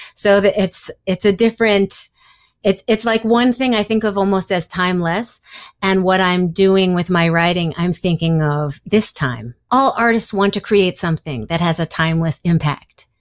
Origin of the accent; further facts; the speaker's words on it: New York City, New York, United States; I grew up in Greenwich Village